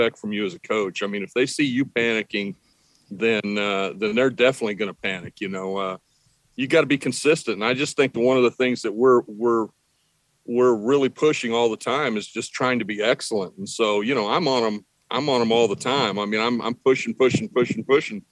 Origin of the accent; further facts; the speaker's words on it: Midwest, United States; now in Texas, United States; growing up in the Midwest